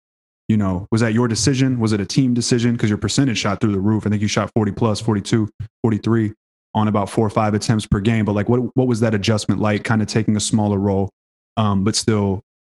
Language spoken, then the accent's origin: English; Houston, Texas, United States; I am from Houston.